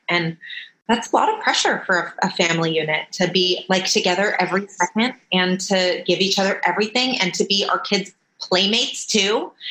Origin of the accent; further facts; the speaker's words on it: Los Angeles, California, United States; I'm from Los Angeles. My parents are here